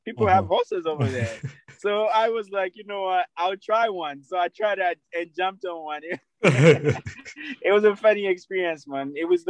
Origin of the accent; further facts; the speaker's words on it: Kampala, Central Region, Uganda; Yeah, so I am from Kansanga Buziga area. So anybody who knows that, you know, Konge Road, Munyonyo Road, that's my area. That's where I come from, Machindia side, where I grew up from.